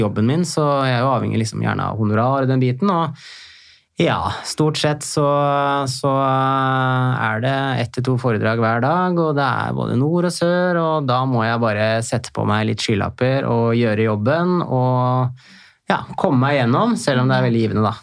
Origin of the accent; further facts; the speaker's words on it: Hemsedal, Buskerud, Norway; moved away as an adult; also born or lived in Oslo; jeg vokste opp i Hemsedal